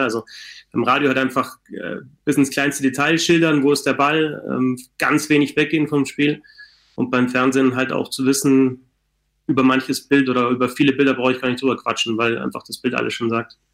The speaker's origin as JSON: {"language": "German", "region": "Bavaria", "country": "Germany", "said": "ich komme jetzt aus Bayern"}